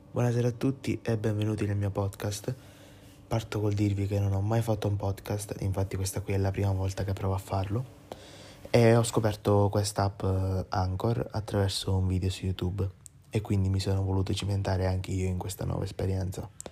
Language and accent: Italian; Ispica, Sicily, Italy; vengo da Ispica, che è un piccolo paesino della Sicilia